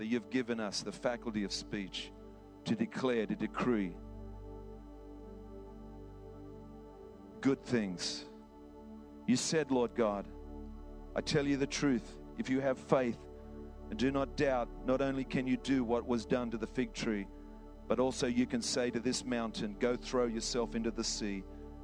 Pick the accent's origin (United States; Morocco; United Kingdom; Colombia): United Kingdom; England; now in Australia; I come from England